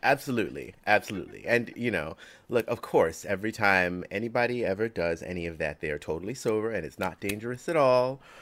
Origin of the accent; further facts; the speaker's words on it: New York, United States; I grew up in New York